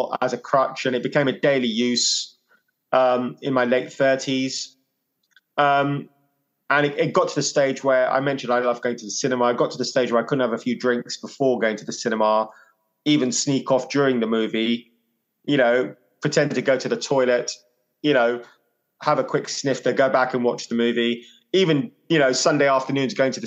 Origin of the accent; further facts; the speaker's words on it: London, United Kingdom; now in Hove, United Kingdom; growing up in West London, Indian household